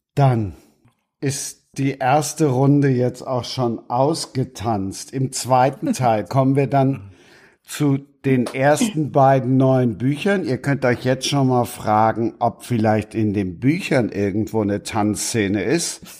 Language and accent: German; Cologne, North Rhine-Westphalia, Germany; als Kölner